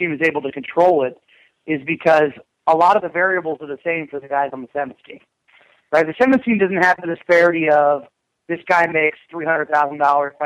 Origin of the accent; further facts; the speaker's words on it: United States; as American rugby fans